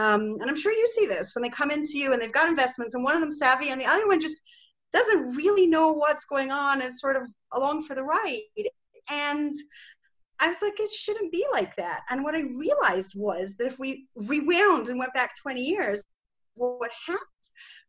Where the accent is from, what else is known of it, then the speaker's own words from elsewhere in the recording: Scotland, United Kingdom; accent: Scottish; I've sort of lost my Scottish accent. Most people think I'm American already, but I think your office manager probably sounds more Scottish than I do.